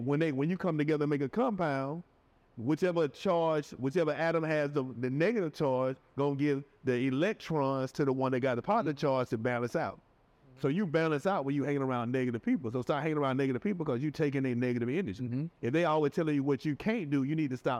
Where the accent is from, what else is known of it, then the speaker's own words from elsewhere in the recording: Atlanta, Georgia, United States; moved away; I'm from Atlanta. I'm from the outside